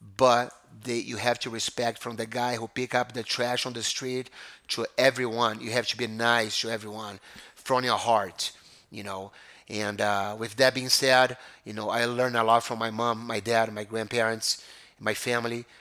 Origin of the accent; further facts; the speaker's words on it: Brazil; moved away as an adult; now in United States; growing up in Brazil was amazing